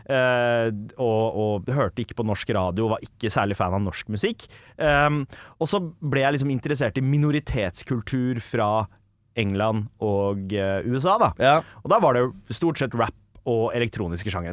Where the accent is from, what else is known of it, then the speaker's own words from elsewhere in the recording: Oslo, Norway; Jeg vokser opp på sørsida av Oslo.